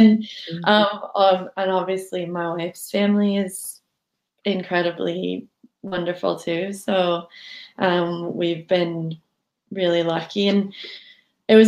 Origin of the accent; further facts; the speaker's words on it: Southern California, United States; moved away as an adult; now in Edinburgh, United Kingdom; I was brought up in Southern California